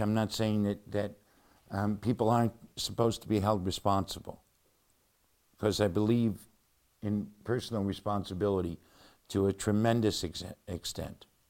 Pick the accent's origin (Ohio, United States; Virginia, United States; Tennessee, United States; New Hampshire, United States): Ohio, United States; Cleveland; Cleveland, Ohio, my hometown, our hometown